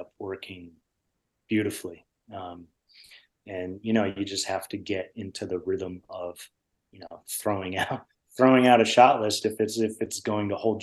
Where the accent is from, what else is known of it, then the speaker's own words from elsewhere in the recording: Connecticut, United States; I grew up with him in Connecticut